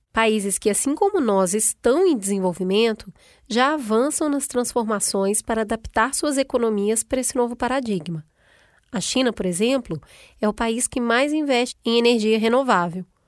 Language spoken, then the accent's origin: Portuguese; Brazil; Eu sou brasileira